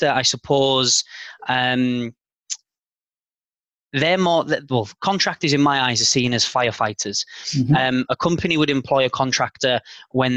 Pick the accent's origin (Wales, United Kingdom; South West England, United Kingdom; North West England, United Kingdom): North West England, United Kingdom; Carlisle; moved away as an adult; also born or lived in London, United Kingdom; now in Zurich, Switzerland; my hometown of Carlisle